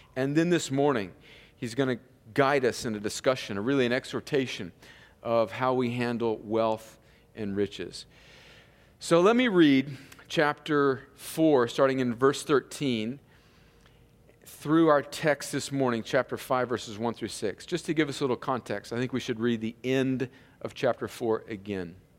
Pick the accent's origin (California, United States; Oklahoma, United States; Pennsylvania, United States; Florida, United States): California, United States; moved away; I grew up out in California where there was cattle ranchers